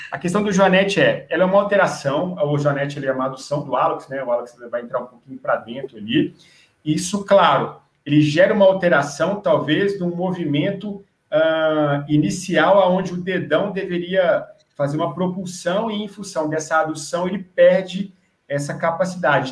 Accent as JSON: {"language": "Portuguese", "town": "Brasília", "region": "Federal District", "country": "Brazil", "said": "eu sou aqui de Brasília, em Brasília"}